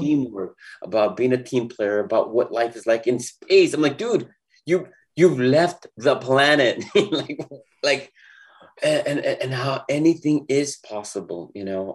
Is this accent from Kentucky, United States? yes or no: no; Los Angeles, California, United States; I grew up in East